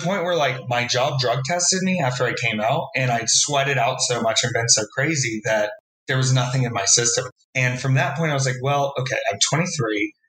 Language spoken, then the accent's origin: English; Florida, United States; I moved a lot as a child, and my dad worked for a major box retailer